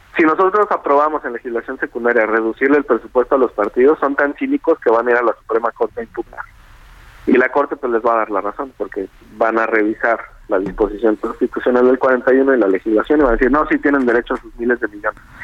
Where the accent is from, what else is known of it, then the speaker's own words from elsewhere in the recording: Jalisco, Mexico; yo soy de Jalisco